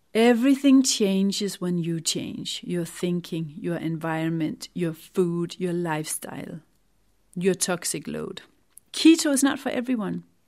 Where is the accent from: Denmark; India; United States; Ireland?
Denmark; moved away as an adult; now in England, United Kingdom; I had to divorce my home country, Denmark